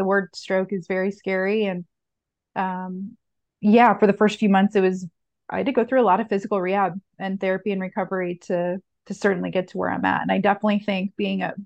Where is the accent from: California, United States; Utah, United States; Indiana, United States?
Indiana, United States; Indianapolis; I'm born and raised in Indianapolis